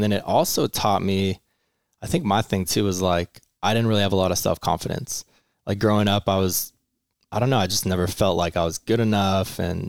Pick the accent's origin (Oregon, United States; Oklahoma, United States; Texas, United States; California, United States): California, United States; Menifee; also born or lived in Long Beach; Kind of here, actually. So Marietta Menifee. But actually, it's a really hard question. I grew up everywhere. I was like born in Long Beach. My parents moved every 3 years.